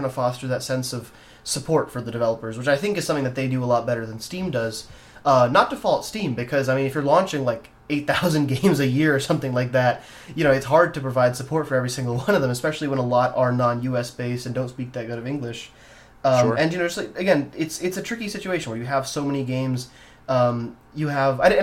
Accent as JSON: {"language": "English", "country": "India", "moved": "yes", "said": "I'm from India originally, and I have family there."}